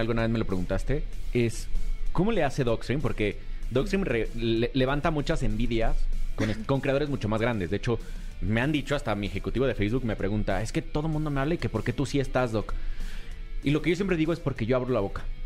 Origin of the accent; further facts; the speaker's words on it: Mexico; Como buen mexicano